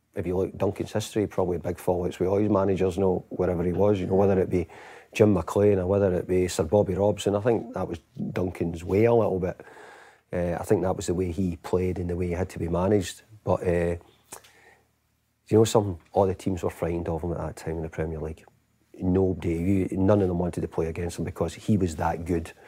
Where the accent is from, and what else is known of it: Scotland, United Kingdom